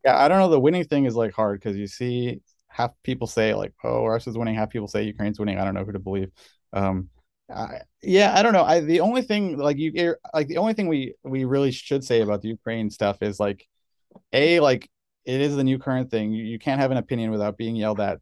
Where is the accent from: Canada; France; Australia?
Canada; now in United States; I'm Canadian, but I got citizenship